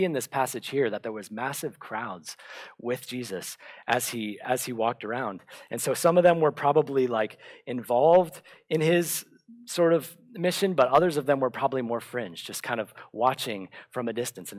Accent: Bradenton, Florida, United States; my hometown in Bradenton, Florida

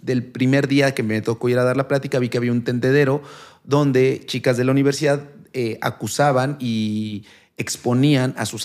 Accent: San Martín Texmelucan, Puebla, Mexico; also born or lived in Tlaxcala / Mexico City; sí soy de Puebla. No, nací en Tlaxcala, vivo en Puebla desde pues, los dos años. un tiempo estuve en la Ciudad de México y después regresé a Puebla. Y pues ahí estoy, ahí quiero quedarme toda mi vida.

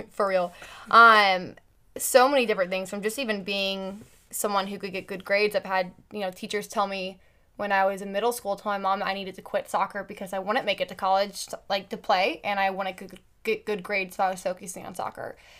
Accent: Carmel, Indiana, United States; I grew up in Carmel, Indiana

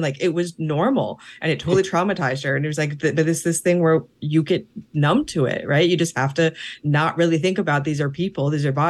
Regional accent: Tennessee, United States; I grew up in Las Vegas. Tennessee. What do you expect from me?

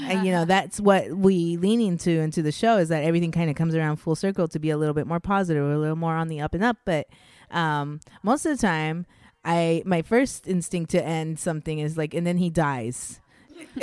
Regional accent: Anaheim, California, United States; also born or lived in Orange, California / Miami / Victorville, California / Homeland, California; I was born in Orange, California, and then I grew up until I was 12 in Anaheim, California. So I'm an Orange County girl at heart

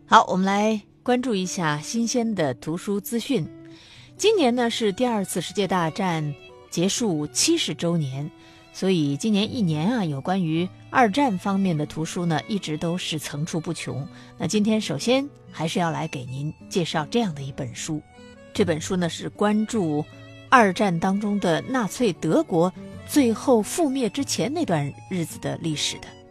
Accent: China; 我们中国人

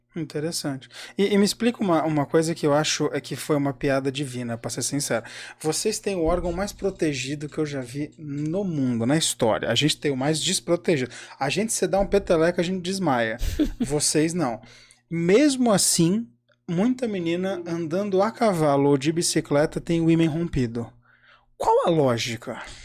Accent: São Paulo, Brazil; eu sou de São Paulo

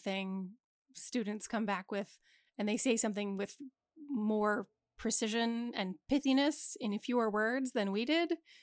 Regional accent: suburb of Wilmington, Delaware, United States; we grew up in a suburb of Wilmington

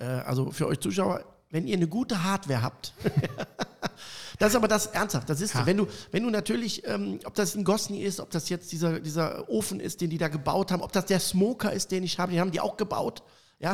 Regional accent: Cologne, North Rhine-Westphalia, Germany; Ich komme aus Köln

